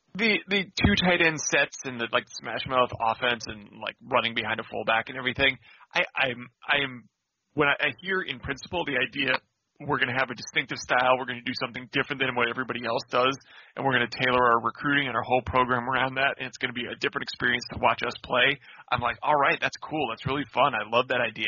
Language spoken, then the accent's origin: English; North Dakota, United States; now in Washington, United States; I grew up in North Dakota